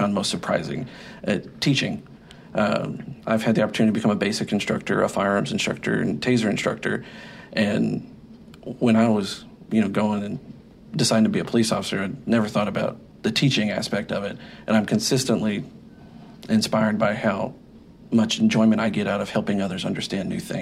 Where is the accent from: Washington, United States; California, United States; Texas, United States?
Texas, United States; Waco; I'm from Waco. It's where I was born. It's where I've grown up.